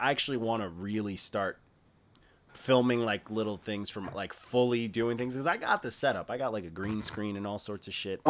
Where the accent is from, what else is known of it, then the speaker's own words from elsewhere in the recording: Elmont, New York, United States; moved away; also born or lived in Bethpage, New York; Regular Nassau. I grew up in Elmont and I lived in Bethpage.